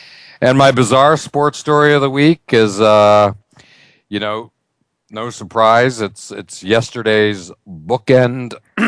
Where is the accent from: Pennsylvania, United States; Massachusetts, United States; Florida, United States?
Pennsylvania, United States; near Pittsburgh; I grew up near the Steel City watching the great, great Pirate teams of the 1970s.